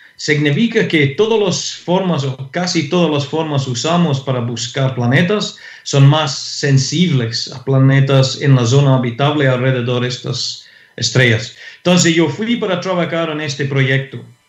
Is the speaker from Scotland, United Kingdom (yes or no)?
yes; Scotland, United Kingdom; Spanish is a second language; moved away as an adult; now in Santiago, Chile; como un europeo, eh, un escocés